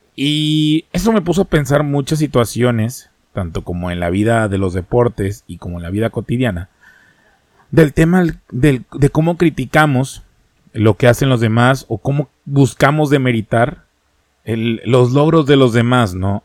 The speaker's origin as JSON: {"language": "Spanish", "country": "Mexico"}